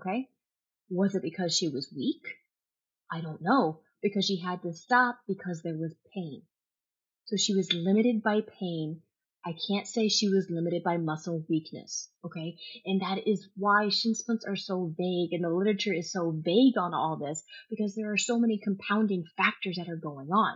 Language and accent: English; Kentucky, United States; I grew up in Kentucky.